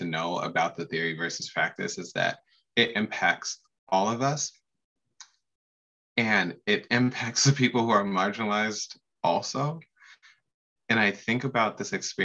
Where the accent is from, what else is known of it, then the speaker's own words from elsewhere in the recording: Pacific Northwest, United States; I am born and raised in the Pacific Northwest